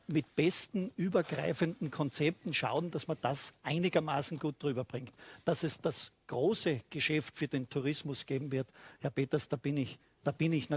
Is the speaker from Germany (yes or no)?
no; Styria, Austria; bei uns in der Steiermark